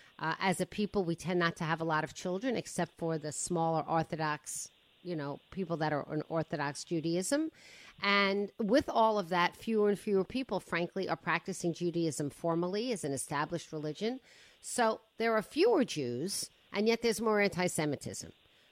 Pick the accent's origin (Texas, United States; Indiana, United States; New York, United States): New York, United States; I came from New York. Please. It's nothing.